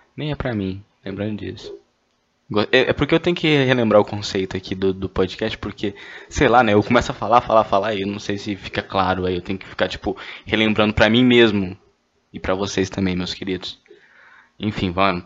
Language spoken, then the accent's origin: Portuguese; Goiânia, Goiás, Brazil; eu sou de Goiânia